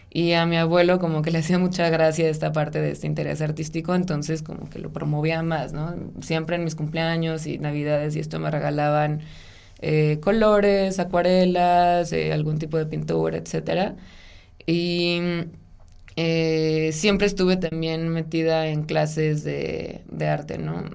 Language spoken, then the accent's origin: Spanish; Ciudad Obregón, Sonora, Mexico; moved away as an adult; also born or lived in Guadalajara; yo soy de Ciudad Obregón, Sonora. Eh, ahí nací y crecí durante toda mi infancia y adolescencia